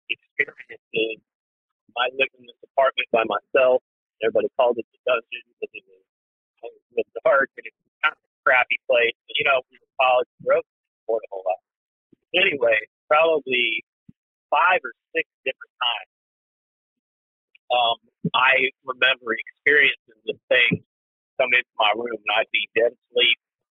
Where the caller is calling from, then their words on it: Macomb, Illinois, United States; I'm calling from Macomb, Illinois. So I'm not terribly far from you guys. I live, you know, where Western Illinois University is at.